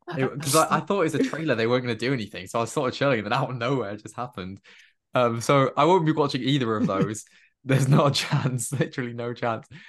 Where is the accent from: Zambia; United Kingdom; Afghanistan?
United Kingdom; Cardiff, Wales; all in Wales and all in Cardiff, and I recognized places, and I was like, "This is great. This is my hometown."